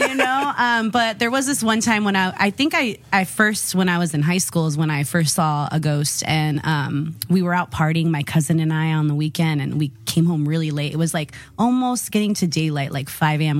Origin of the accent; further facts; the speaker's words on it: Modesto, California, United States; now in San Diego, United States; originally from Modesto, California